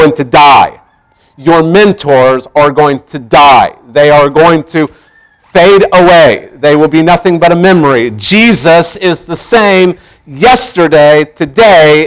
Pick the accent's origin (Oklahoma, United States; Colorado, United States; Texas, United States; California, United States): Oklahoma, United States; Tulsa; growing up in Tulsa